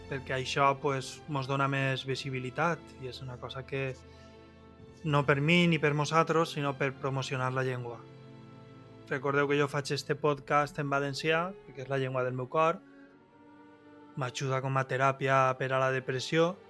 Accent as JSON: {"language": "Catalan", "region": "Valencian Community", "country": "Spain", "accent": "Valencian", "first_language": "Valencian", "said": "jo és fer la meva teràpia i parlar en valencià, que és la meva llengua."}